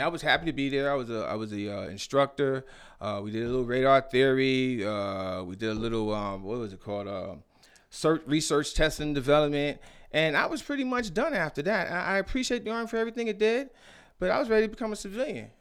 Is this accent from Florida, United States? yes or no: no; New York City, New York, United States; moved away as an adult; also born or lived in Norfolk, Virginia / Queens Village, New York / Fort Huachuca, Arizona; now in Arizona, United States; I was born in Norfolk, raised out there in, Bedford Stuyvesant